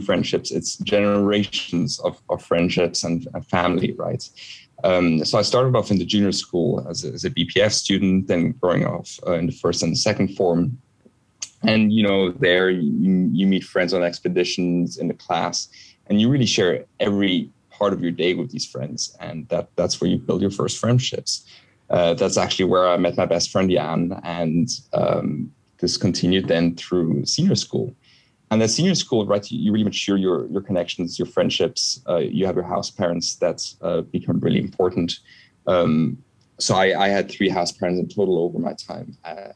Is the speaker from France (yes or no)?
no; Switzerland; moved away; also born or lived in Villars-sur-Ollon / San Diego; my hometown, Switzerland